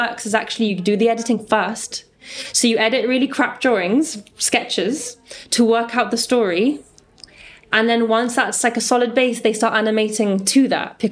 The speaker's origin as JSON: {"language": "English", "country": "Gibraltar", "said": "we come from Gibraltar, a small place"}